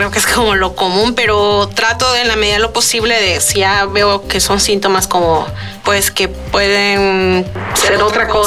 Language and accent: Spanish; El Salvador; now in Guanajuato, Mexico; tengo 29 años y soy del Salvador. estudio en la Universidad de Guanajuato